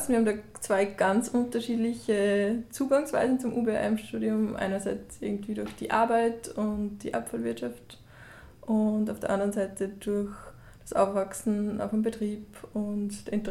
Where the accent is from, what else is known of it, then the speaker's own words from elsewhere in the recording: Upper Austria, Austria; moved away as an adult; now in Vienna, Austria; aus einem kleinen Dorf im Mühlviertel und bin dann nach Wien gezogen, nach der Matura.